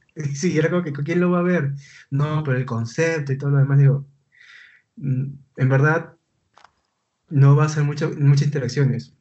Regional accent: Lima, Peru; yo soy de Lima, Perú.

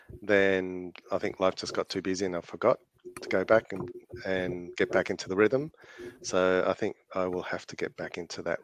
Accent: Chile; now in Australia; I'm South American, Chilean by birth

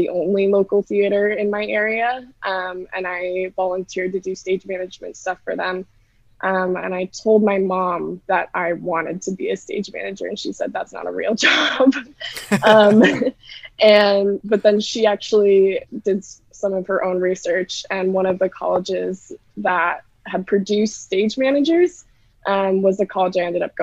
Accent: Montana, United States; moved away as an adult; also born or lived in Massachusetts / Boston; now in Chicago, United States; I am originally from Montana, and I moved to Massachusetts

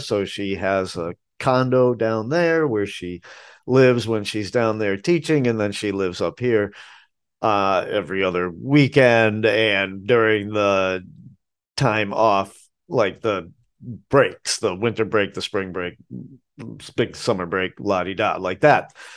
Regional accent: Boston, Massachusetts, United States; now in Asheville, United States; I'm from Boston, and my dad swore a lot.

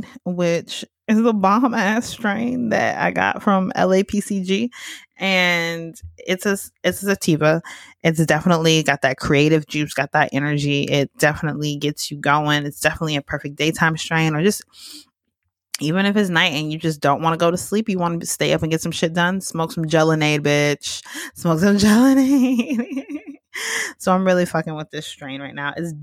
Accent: Georgia, United States; moved away as an adult; now in Los Angeles, United States; I am from Georgia

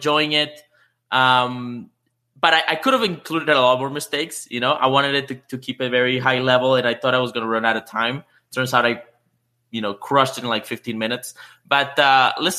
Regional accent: Canada; I know there's a few fellow Canadians out there in the audience. I am one

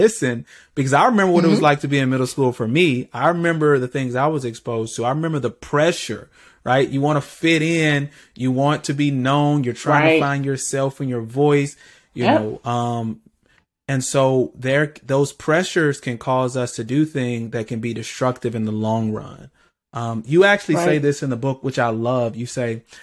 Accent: Birmingham, Alabama, United States; I grew up in the city. I grew up in Birmingham

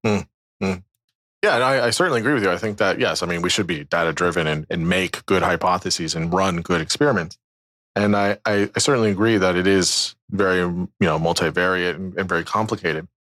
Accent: United States; from the United States, yeah, just outside D C

